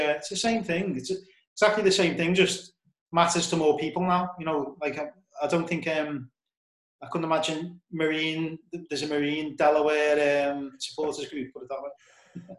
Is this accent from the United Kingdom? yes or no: yes; Liverpool, North West England, United Kingdom; I'm from Liverpool